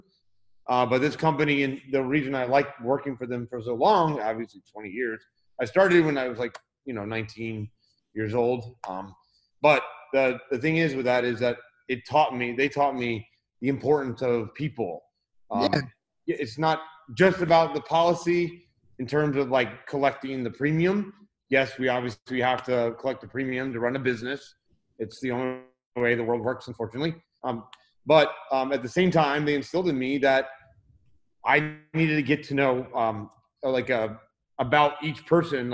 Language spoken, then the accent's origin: English; Tampa, Florida, United States; now in Orlando, United States; I was born and raised in Florida, actually in the Tampa Bay area, and just moved to the Orlando area about 2 months ago